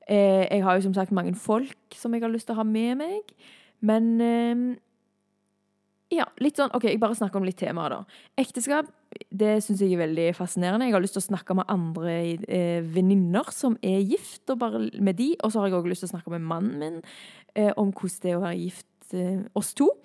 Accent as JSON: {"language": "Norwegian", "country": "Thailand", "tie": "born or raised there", "said": "jeg er misjonærbarn, jeg har vokst opp i Thailand. Og det var ikke alltid like kult å bo i Thailand, for min del."}